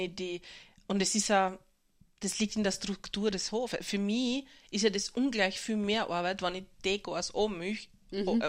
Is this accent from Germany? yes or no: no; Burgenland, Austria; also born or lived in Vienna, Austria / Boston, United States; bin so gern heimgefahren ins Burgenland